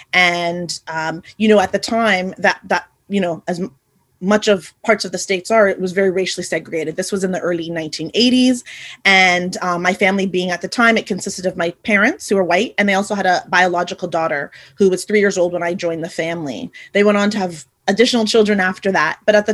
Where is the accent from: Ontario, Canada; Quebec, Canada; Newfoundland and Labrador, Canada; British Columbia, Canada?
Quebec, Canada; Montreal; also born or lived in Haiti; I was born in Haiti in the Caribbean. And I was born in the 70s, so just a few years after Chris, and brought over to Canada, where I am now residing, hence my accent, and was adopted by my family into Montreal.